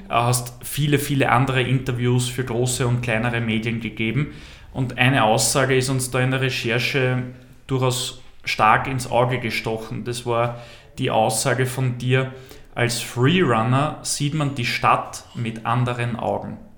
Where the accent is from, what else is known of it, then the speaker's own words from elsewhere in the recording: Mannsdorf an der Donau, Lower Austria, Austria; ich komme aus Mansdorf an der Donau